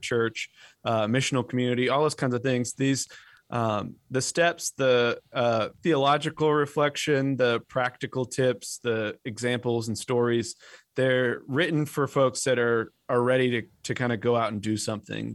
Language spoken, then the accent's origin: English; Western Massachusetts, United States; now in North Carolina, United States; I grew up in Western Massachusetts, which was thoroughly post-Christian